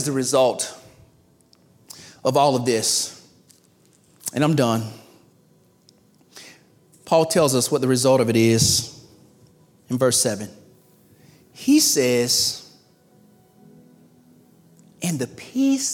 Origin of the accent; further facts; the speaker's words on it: the South, United States; I'm from the South, and my parents are from the South